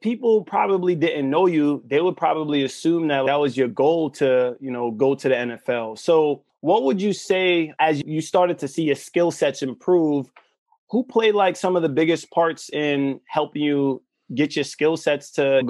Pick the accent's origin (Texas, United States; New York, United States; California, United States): New York, United States; New York City; Growing up in Southside Jamaica, Queens